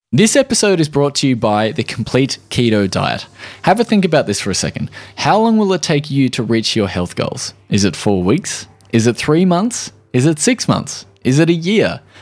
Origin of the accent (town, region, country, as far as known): Australia